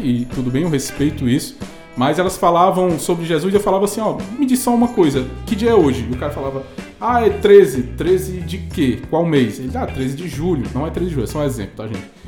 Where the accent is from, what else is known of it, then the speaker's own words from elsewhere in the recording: Fortaleza, Ceará, Brazil; lá de Fortaleza, Ceará, minha terrinha natal